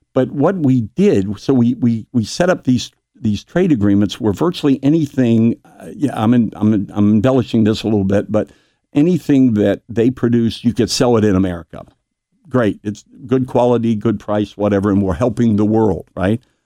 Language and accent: English; New Richmond, Ohio, United States; moved away as an adult; as a small boy growing up in New Richmond